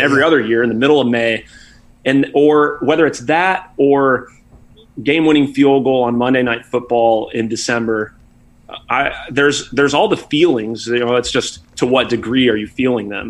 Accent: Austin, Texas, United States; moved away; my favorite Tex-Mex place uh, that I grew up with in Austin

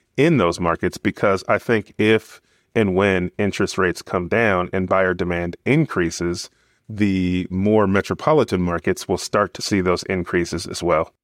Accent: Bakersfield, California, United States; I'm from Bakersfield.

